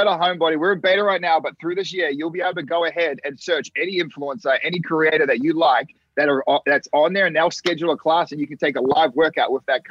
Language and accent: English; Australia; moved away as an adult; now in United States; I love Australia. It doesn't mean I don't want to go back home